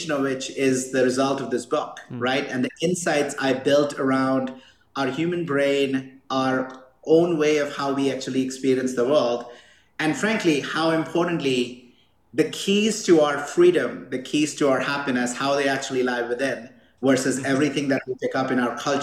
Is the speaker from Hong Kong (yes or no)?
no; India; now in Boulder, United States; I grew up in India